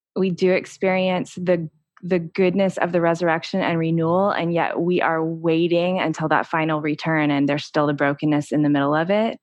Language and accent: English; Texas, United States; born or raised there